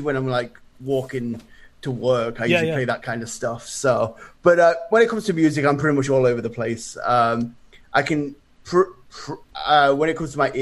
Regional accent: England, United Kingdom; now in Canada; in my hometown

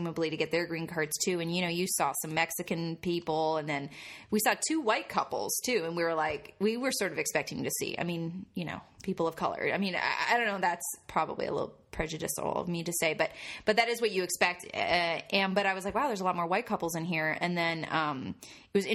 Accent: Canada; moved away; I'm too Canadian

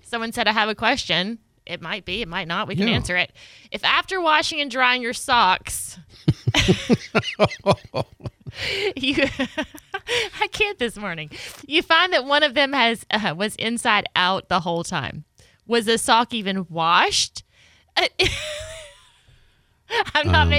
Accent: the South, United States; accent: southern; my southern accent

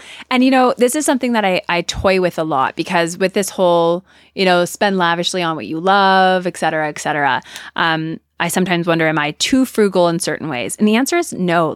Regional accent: Canada; I'm Canadian

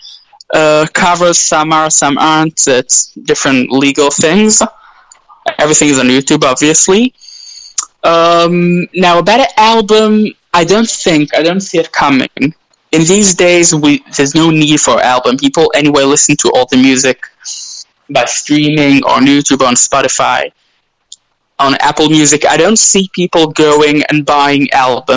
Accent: Israel; accent: half Australian, half Israeli; first language English; I'm the only child, actually, which was born in Israel

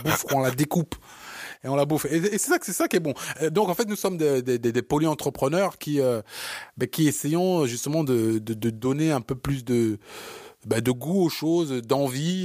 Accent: Paris, Île-de-France, France; also born or lived in Africa; je suis né en Afrique, j'ai grandi ici en à Paris, et donc j'ai ce parisianisme

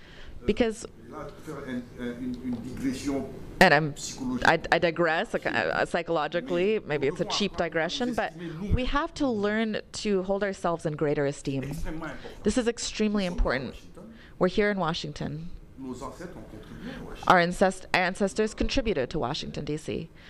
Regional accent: Cameroon; I'm from Cameroon. I have benefited from a fellowship at Cameroonian University.

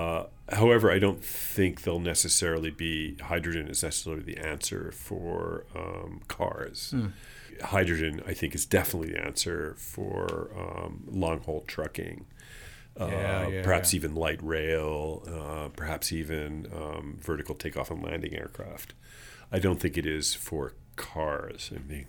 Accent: New York, United States; now in Los Angeles, United States; I came from New York. And I certainly would like to see very innovative kinds of congestion pricing here in Los Angeles.

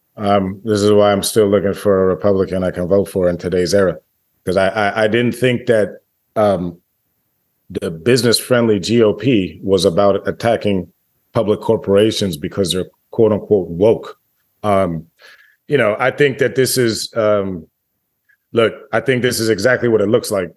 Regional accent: Washington, District of Columbia, United States; when I grew up, growing up in Washington, D C

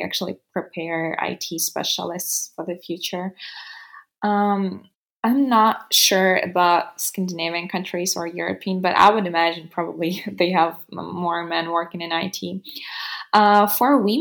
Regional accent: Western Ukraine, Ukraine; first language Ukrainian; English is a second language; now in Kyiv, Ukraine; Ukrainian is my native language, obviously, because, you know, I was raised in the West part.

